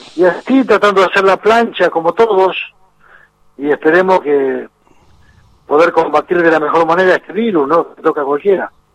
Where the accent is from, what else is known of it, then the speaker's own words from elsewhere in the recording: Argentina; fuimos como argentino.